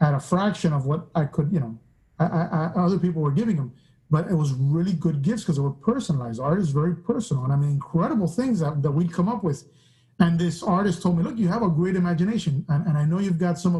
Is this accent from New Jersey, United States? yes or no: no; Miami, Florida, United States; I grew up in Miami. I'm from Cuban-American, Cuban descent, because I'm the first Cuban-American in my family